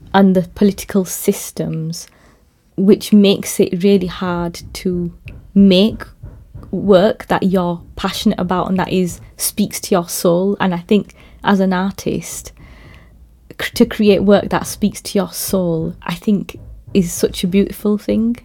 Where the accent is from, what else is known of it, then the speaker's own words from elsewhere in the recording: Bradford, Yorkshire and the Humber, United Kingdom; I was born in Bradford.